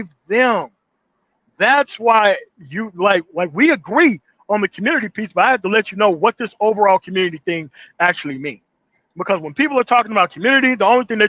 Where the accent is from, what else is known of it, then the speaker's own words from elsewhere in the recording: Mississippi Delta, United States; also born or lived in Denver metro area; now in Denver, United States; I'm from the Mississippi Delta